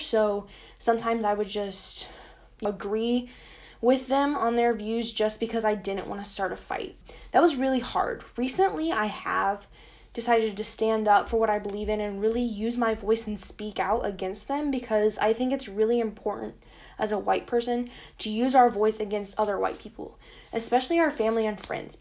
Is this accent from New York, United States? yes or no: no; Yellow Springs, Ohio, United States; I'm from Yellow Springs, Ohio